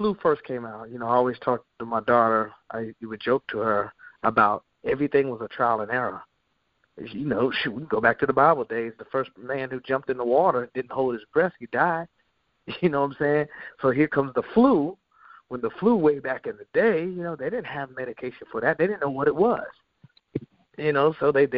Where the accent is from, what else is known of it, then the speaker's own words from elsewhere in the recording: Charlotte, North Carolina, United States; also born or lived in Columbus, Ohio / New York; we moved to Charlotte from Columbus, Ohio